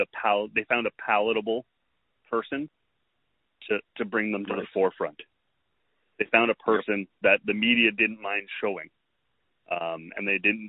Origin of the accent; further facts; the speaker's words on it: Canada; as a Canadian